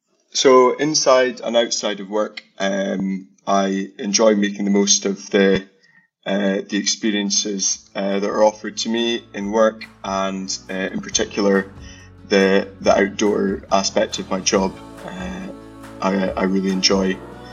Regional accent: Aberdeen, Scotland, United Kingdom; I'm not from a farming family or background. I grew up in Aberdeen, that's where I was born, and went to school in the city

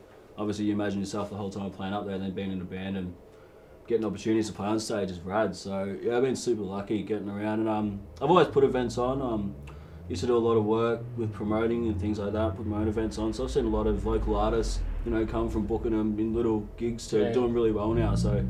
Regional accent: Barwon Heads, Victoria, Australia; growing up in Barwon Heads, which is down the road from Lawn

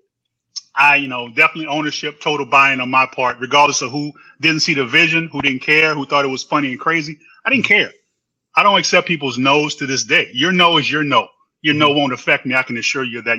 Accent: New Orleans, Louisiana, United States; born or raised there; moved away as an adult; now in Houston, United States

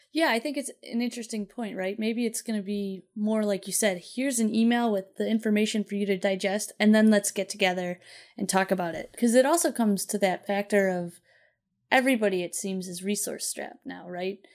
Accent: Chicago, Illinois, United States; we're from Chicago

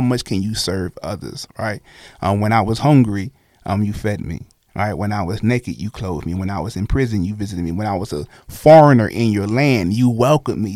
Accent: Brooklyn, New York, United States; now in Oklahoma City, United States; I'm from Brooklyn

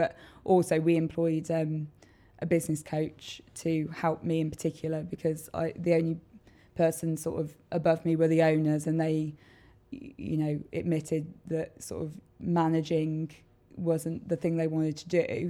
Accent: Worcester, West Midlands, United Kingdom; I grew up in Tolladine.

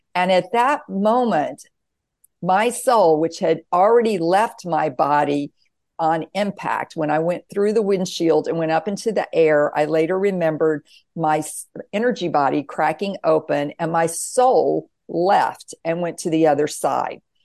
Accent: the Bible Belt, the South, United States; I was raised in the South, the Bible Belt, very conservative

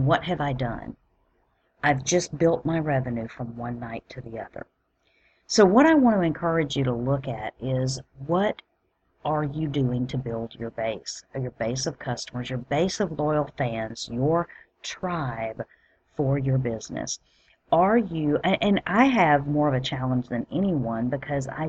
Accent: Alabama, United States; moved away; I'm originally from Alabama

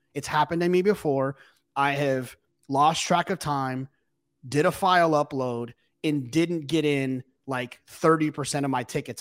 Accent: Texas, United States; I'm from Texas

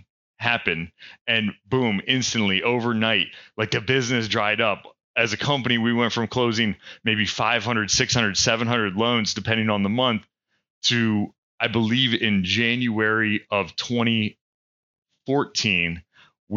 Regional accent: Pennsylvania, United States; moved away as an adult; now in North Carolina, United States; I'm originally from Pennsylvania

